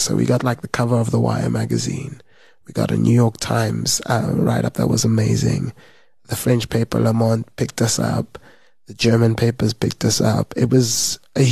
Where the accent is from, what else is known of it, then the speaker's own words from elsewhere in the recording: South Africa; as a South African